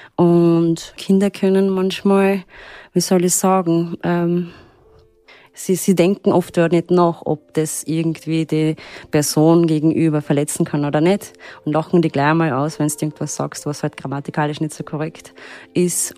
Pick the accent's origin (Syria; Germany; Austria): Austria; Upper Austria; first language Turkish; German is a second language; moved away as an adult; now in Graz, Austria; Ich bin in Oberösterreich aufgewachsen, völlig in der Pampa